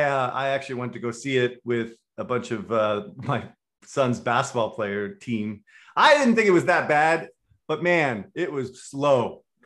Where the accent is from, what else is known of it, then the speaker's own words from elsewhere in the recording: West Coast, United States; moved away; also born or lived in Finland / Estonia; I'm from the West Coast.